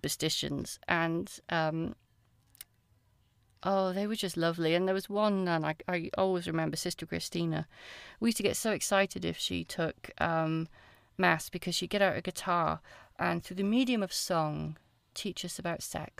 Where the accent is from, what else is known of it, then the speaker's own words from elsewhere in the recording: Tondu, Wales, United Kingdom; also born or lived in Aberkenfig / Porthcawl; now in Essex, United Kingdom; I grew up in South Wales in a tiny little village called Tondi, which is about halfway between Cardiff and Swansea